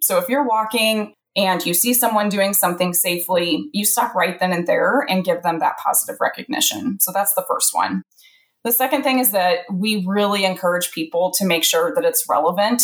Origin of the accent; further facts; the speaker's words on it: central Illinois, United States; also born or lived in Alabama; I'm in central Illinois, which is actually where I grew up